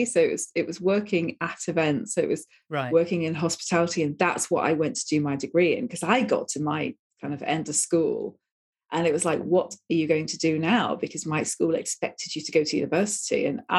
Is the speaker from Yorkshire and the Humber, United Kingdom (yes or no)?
no; Manchester, North West England, United Kingdom; moved away as an adult; I'm a Northern girl. So I come from Manchester originally. I've lost a lot of my accent because I left there when I was 18 years of age.